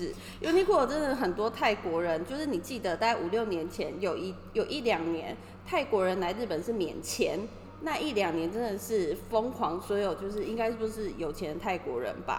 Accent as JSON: {"language": "Chinese", "country": "Taiwan", "moved": "yes", "lives_now": "Tokyo, Japan", "said": "其实除了我一个台湾人之外，"}